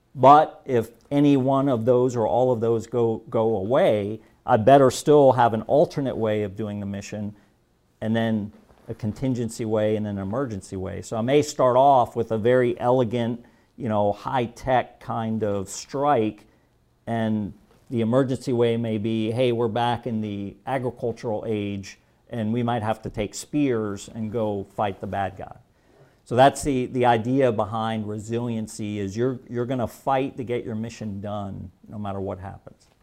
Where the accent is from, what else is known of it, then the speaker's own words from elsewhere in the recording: Germany; moved away; I was born and raised in Germany. So I speak fluent German.